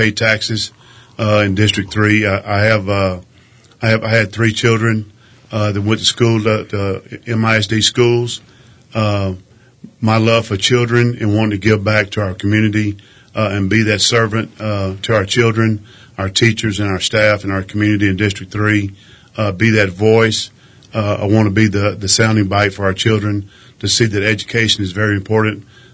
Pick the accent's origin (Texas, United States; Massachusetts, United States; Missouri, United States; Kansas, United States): Texas, United States; Crane; also born or lived in Alpine, Texas / Midland, Texas; I was born and raised in Crane, Texas, which is about 45 miles to the south and west of Midland. I grew up in Crane